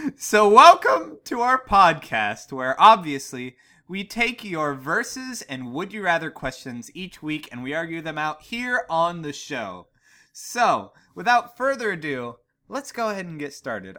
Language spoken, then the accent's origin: English; Ligonier, Pennsylvania, United States; my hometown of Ligonier, Pennsylvania